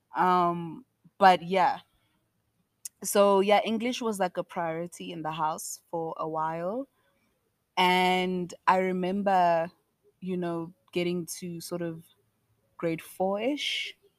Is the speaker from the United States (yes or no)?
no; South Africa; I was South African